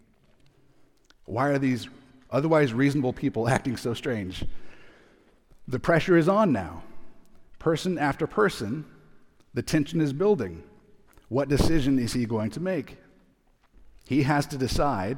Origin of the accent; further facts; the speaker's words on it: Arizona, United States; We're from Arizona